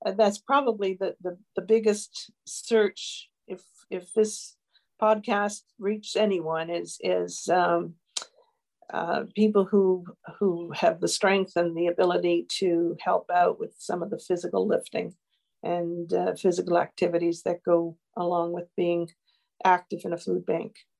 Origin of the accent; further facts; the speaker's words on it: Newfoundland and Labrador, Canada; now in Northumberland County, Canada; I come from Newfoundland